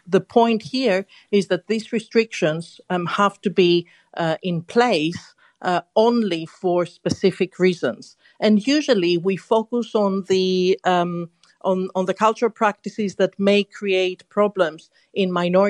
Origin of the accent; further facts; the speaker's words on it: Greece; now in London, United Kingdom; I'm very certain that when I was growing up in Greece in the 70s, my way of life was completely different to the way of life in London in the UK.